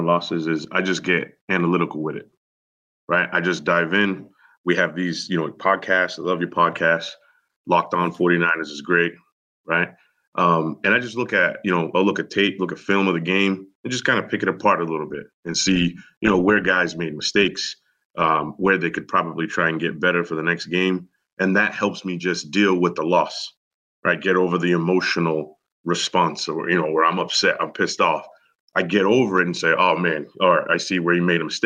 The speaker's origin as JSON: {"language": "English", "town": "Boston", "region": "Massachusetts", "country": "United States", "moved": "yes", "said": "I'm originally from Boston"}